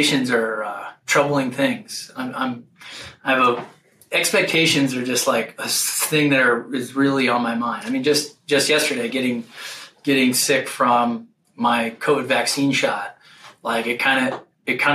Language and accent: English; Ohio, United States; I grew up in Ohio